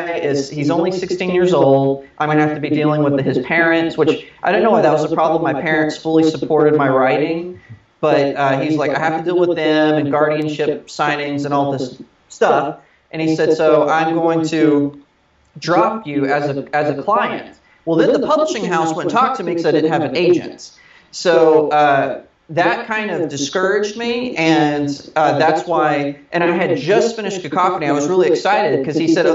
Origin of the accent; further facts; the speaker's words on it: Texas, United States; moved away as an adult; also born or lived in Redding, California; now in Los Angeles, United States; I'm a Texan, born and raised